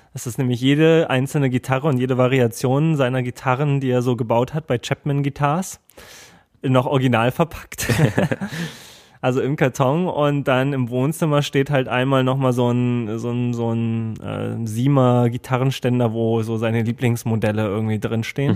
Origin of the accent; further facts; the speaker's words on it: Germany; ich komme aus Deutschland